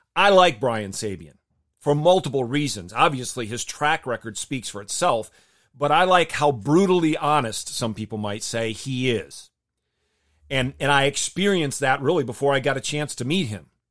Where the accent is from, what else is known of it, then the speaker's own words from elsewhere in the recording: Michigan, United States; I grew up in Michigan.